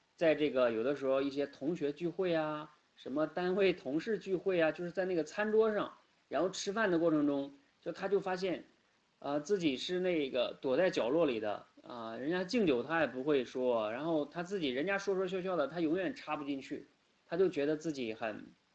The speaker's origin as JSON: {"language": "Chinese", "country": "China", "first_language": "Chinese", "said": "我们出生在中国，然后呢，也生长在中国"}